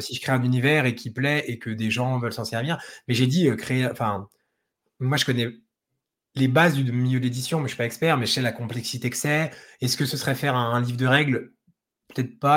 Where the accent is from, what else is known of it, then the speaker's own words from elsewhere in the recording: Dijon, Bourgogne-Franche-Comté, France; Moi, je suis de Dijon